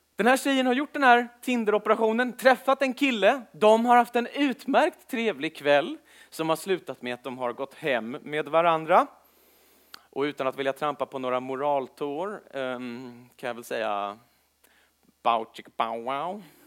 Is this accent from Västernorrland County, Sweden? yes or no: no; Stockholm, Stockholm County, Sweden; född och uppvuxen i Stockholm